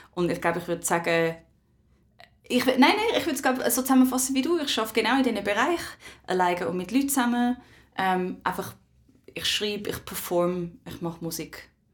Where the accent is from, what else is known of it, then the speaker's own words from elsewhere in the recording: Switzerland; Ich bin in der Schweiz aufgewachsen